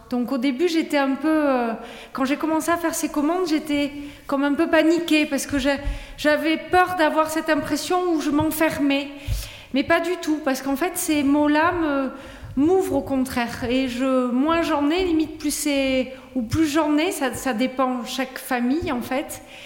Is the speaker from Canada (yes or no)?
no; Toulouse, Occitania, France; moved away as an adult; now in Tarbes, France; je suis native de Toulouse, mais Tarbes de cœur où je vis à Tarbes